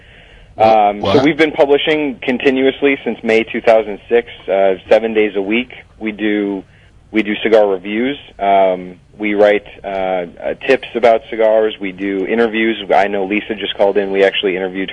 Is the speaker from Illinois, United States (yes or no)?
yes; Chicago, Illinois, United States; moved away as an adult; also born or lived in Washington, D.C.; I just recently moved here with my wife. I had been living in D.C. for the past 6 years, but this is my hometown as well.